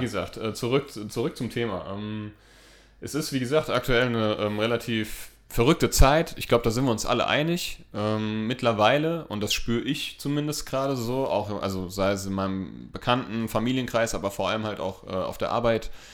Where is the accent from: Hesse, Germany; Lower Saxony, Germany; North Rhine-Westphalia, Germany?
Hesse, Germany; wir kommen aus Hessen, wir, wir, wir lieben den hessischen äh, Dialekt